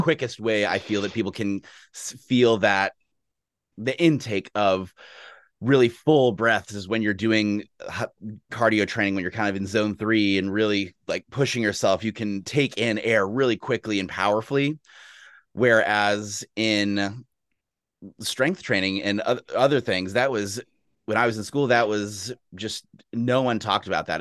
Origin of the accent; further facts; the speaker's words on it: Austin, Texas, United States; now in Seattle, United States; I grew up in Texas. I'm from Austin, Texas originally, and it's a big sports town.